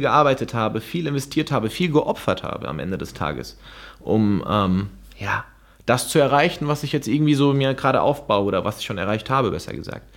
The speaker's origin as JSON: {"language": "German", "town": "Frankfurt", "region": "Hesse", "country": "Germany", "tie": "born or raised there", "moved": "as an adult", "lives_now": "Gran Canaria, Spain", "said": "Frankfurt ist mein, mein, mein, mein Heimatort sozusagen. Da wohnt meine ganze Familie"}